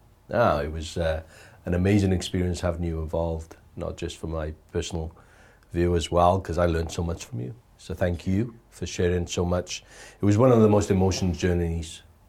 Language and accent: English; United Kingdom; now in New Zealand; living in New Zealand and being a Brit